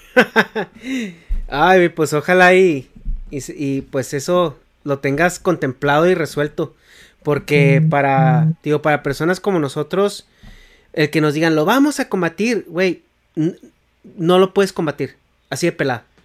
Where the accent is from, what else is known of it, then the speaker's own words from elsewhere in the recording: Chihuahua, Mexico; Negas y yo somos de Chihuahua